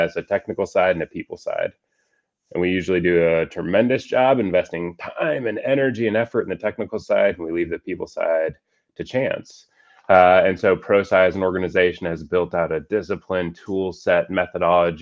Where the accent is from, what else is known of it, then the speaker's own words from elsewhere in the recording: Colorado, United States; also born or lived in Boston; I was born and raised in Colorado